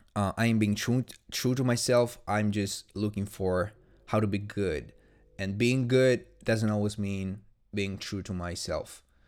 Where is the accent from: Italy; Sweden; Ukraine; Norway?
Italy; English is a second language; I'm not English, I'm Italian, in fact.